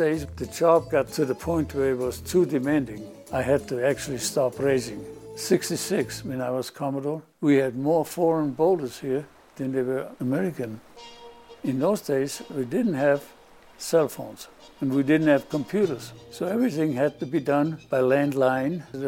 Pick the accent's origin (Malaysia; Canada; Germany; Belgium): Germany; Munich, Bavaria; moved away as an adult; I was born and raised in Munich, Germany